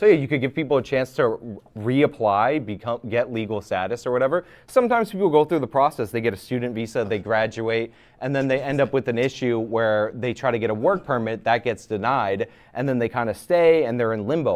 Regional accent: United States; I'm also an American

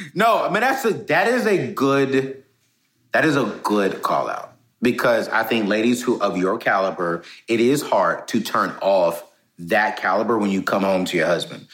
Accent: Fayetteville, North Carolina, United States; I'm from Fayetteville, North Carolina

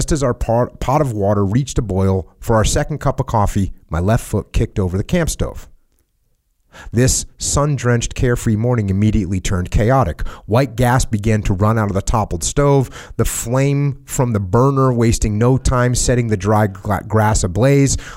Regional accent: Moosic, Pennsylvania, United States; also born or lived in Tacoma, Washington; The first decision was to leave Tacoma, Washington, the great Northwest, and relocate to my hometown of Moosic, Pennsylvania.

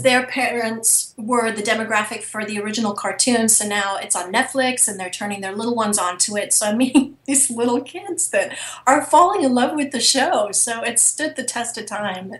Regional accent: England, United Kingdom; accent: British; moved away; I'm originally from England, so I've been able to use my British accent for different projects

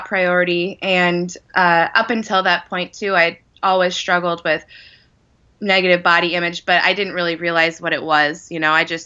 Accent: Wyoming, United States; I grew up in Wyoming

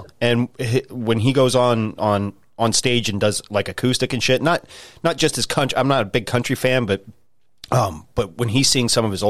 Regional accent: Pennsylvania, United States; I'm from Pennsylvania

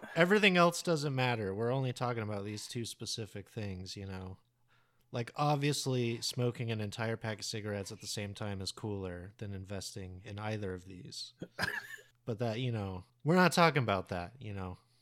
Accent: United States; we're all American

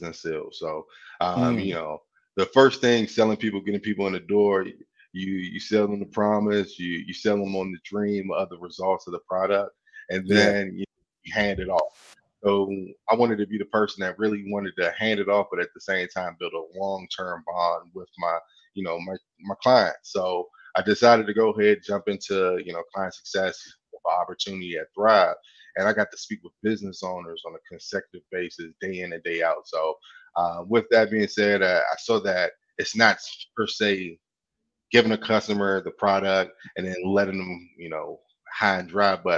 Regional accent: Washington, District of Columbia, United States; now in Greensboro, United States; I'm originally from Washington, D.C., but I now call Greensboro my home.

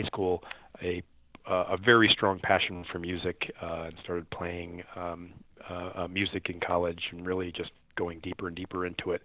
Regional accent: United States; also born or lived in Chicago, Illinois / St. Louis, Missouri; I grew up in Chicago and in St. Louis

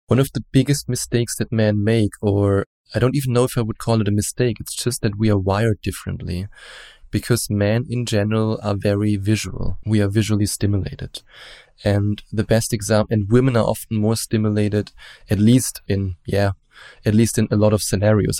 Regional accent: Germany; accent: German; English is a second language; as you probably hear from my accent, I'm German. And we Germans, we are raised in a very open-minded way

